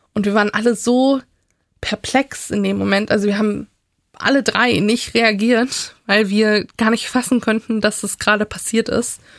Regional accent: Leipzig, Saxony, Germany; ich habe in meiner Jugend, in meiner Kindheit in Sachsen

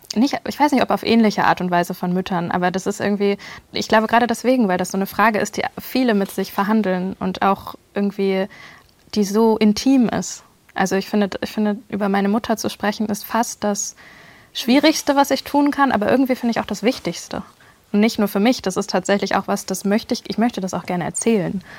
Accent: Germany; ich eigentlich in einer relativ heilen Welt aufgewachsen bin in Deutschland

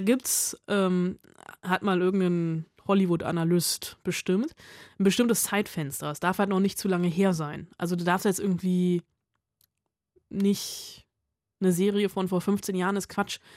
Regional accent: Germany; bei uns in Deutschland

